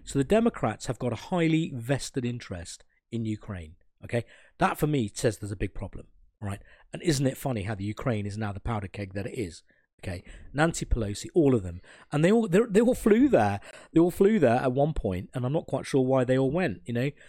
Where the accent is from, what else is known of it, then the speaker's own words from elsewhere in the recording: Sri Lanka; I'm a burgher from Sri Lanka